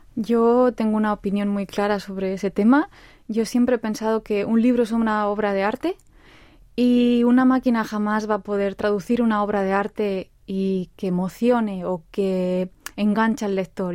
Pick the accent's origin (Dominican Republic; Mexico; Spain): Spain; now in South Korea; yo soy de España